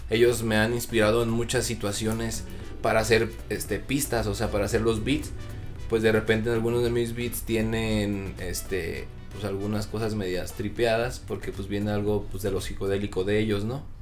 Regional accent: Mexico; hay veces que uno lo trata de hacer, pero como buen mexicano nos gusta ir experimentando e ir este sacando mexicanadas nuevas

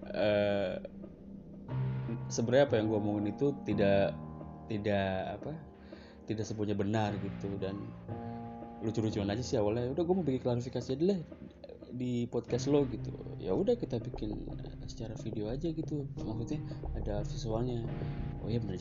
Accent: Cikarang, West Java, Indonesia; harusnya setiap gue libur tuh gue harus pulang ke kampung halaman gue di Cikarang

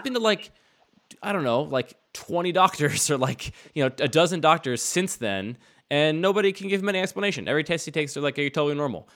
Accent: outside of Philadelphia, Pennsylvania, United States; I grew up outside of Philadelphia

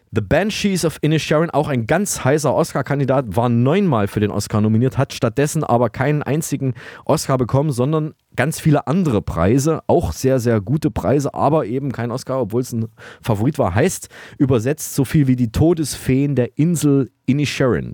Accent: Saalfeld, Thuringia, Germany; aus meiner Heimatstadt Saalfeld in Thüringen

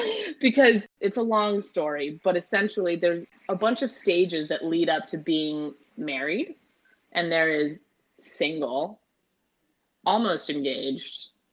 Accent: San Francisco, California, United States; moved away; I'm from San Francisco.

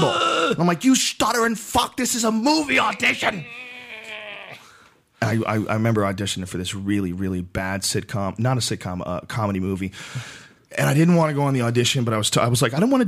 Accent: Boston, Massachusetts, United States; also born or lived in New Jersey; I was born in New Jersey, but I grew up in Boston

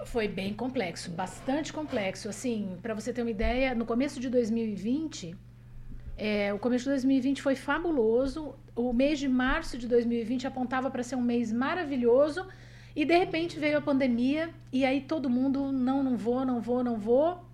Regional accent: Paraná, Brazil; also born or lived in Presidente Prudente, São Paulo; eu nasci em Presidente Prudente, no estado de São Paulo, mas eu vim para o Paraná com quatro anos

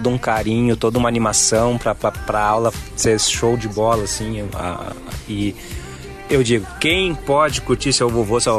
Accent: Soledade, Rio Grande do Sul, Brazil; quando eu era pequena eu morava em Soledade e a família do meu pai morava em Bagé.

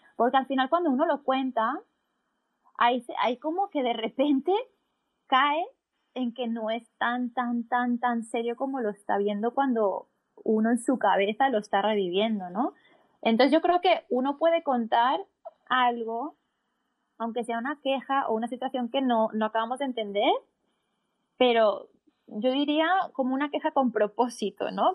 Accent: Barcelona, Catalonia, Spain; coach de bienestar, y soy de Barcelona, España

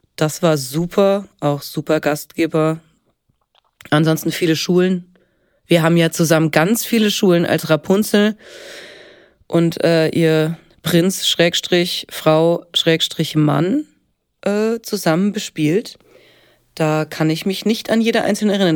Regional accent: Helmbrechts, Bavaria, Germany; moved away as an adult; now in Marburg, Germany; Ich komme aus äh, gebürtig aus Oberfranken, aus Helmbrechts

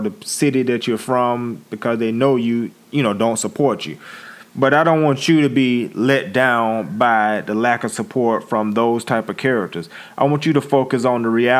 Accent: Pensacola, Florida, United States; I'm a dude from Pensacola, Florida

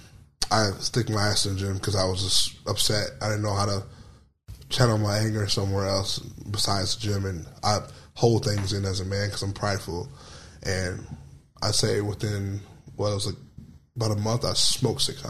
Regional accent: South Bend, Indiana, United States; South Bend, Indiana. So we're like an hour and a half from Chicago

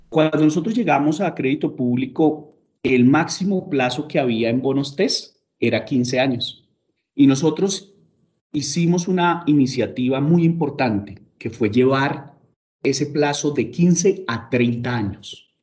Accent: Bogotá, Colombia; yo soy un rolo tradicional que ama la montaña

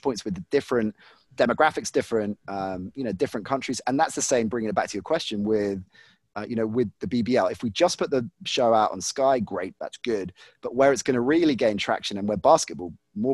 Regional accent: United Kingdom; for me as a kid growing up in Britain

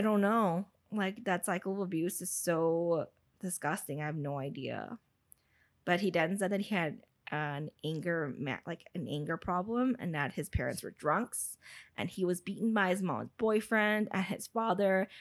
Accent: United States; I know I'm American

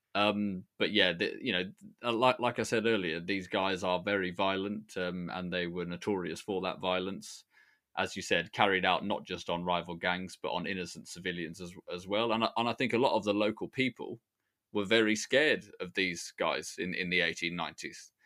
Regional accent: Sutton Coldfield, West Midlands, United Kingdom; Sutton Coldfield, where I grew up when I lived here

